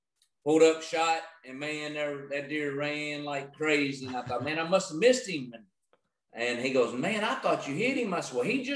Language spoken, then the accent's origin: English; Utica, Kentucky, United States; So I'm from Owensboro, Kentucky, actually right outside of Owensboro. It's called Utica, Kentucky. and which is Western Kentucky